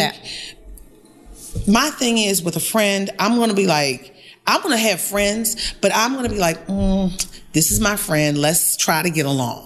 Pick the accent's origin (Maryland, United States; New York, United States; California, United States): Maryland, United States; Baltimore; I'm from Baltimore. We're here in my city